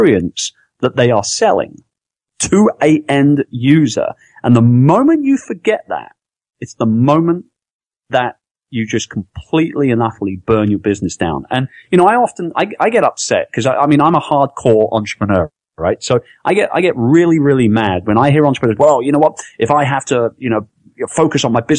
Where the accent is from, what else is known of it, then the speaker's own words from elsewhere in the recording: London, United Kingdom; now in Philippines; I'm from London, I'm from England